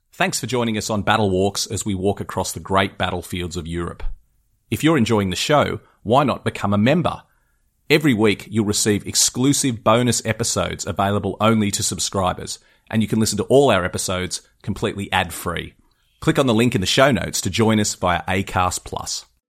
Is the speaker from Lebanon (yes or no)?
no; Australia; as an Aussie